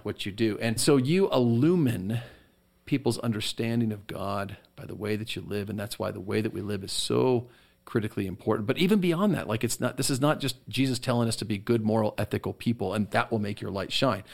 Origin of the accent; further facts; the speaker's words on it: United States; us as American Christians